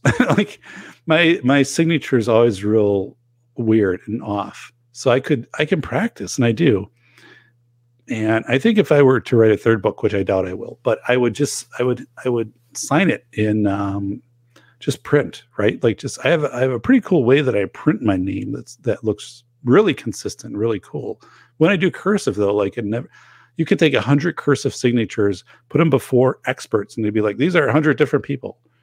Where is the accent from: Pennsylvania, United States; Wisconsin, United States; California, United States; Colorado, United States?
Wisconsin, United States; northern; now in Portage, Wisconsin, United States; in my hometown where I grew up, in northern Wisconsin